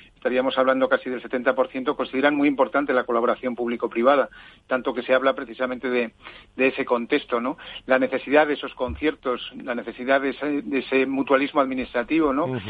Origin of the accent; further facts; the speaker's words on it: Zaragoza, Aragon, Spain; moved away; en mi tierra